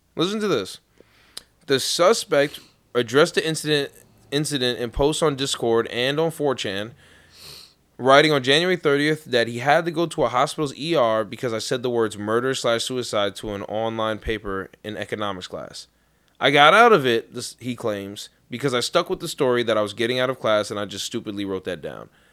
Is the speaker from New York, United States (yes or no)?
yes; New York City, New York, United States; born or raised there; moved away